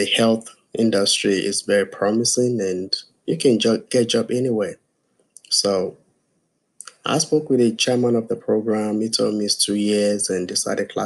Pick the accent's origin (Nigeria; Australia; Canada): Nigeria; also born or lived in West Virginia / South Carolina; now in United States; I'm from Nigeria